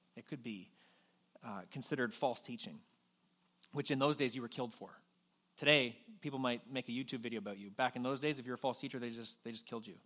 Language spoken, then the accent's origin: English; New Brunswick, Canada; now in Northern Ontario, Canada; I grew up in, in uh, New Brunswick